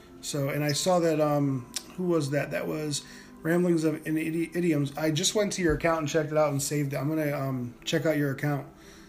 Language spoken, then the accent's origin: English; Northeast, United States; Okay, so I grew up in the Northeast, and, you know, so we used to go to the beach every year.